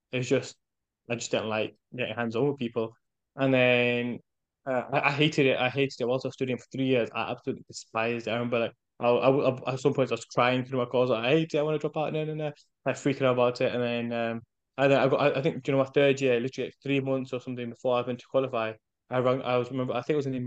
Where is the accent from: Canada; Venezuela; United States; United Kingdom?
United Kingdom; first language English; my native tongue, English, but my mother's native tongue, which is Urdu and Punjabi, right? So I'm like, oh, I understand it, but I'm not confident speaking in it because I've been brought up here